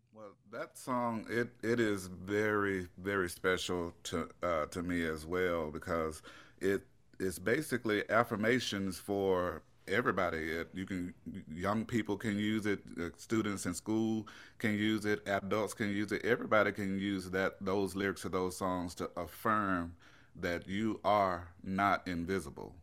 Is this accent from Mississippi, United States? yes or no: yes; Clarksdale, Mississippi, United States; moved away as an adult; now in Georgia, United States; I grew up right there in Clarksdale, Mississippi.